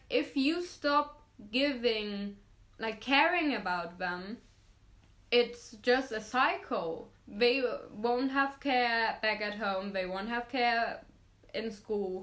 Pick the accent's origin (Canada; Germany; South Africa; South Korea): Germany; Meerbusch, North Rhine-Westphalia; especially in my hometown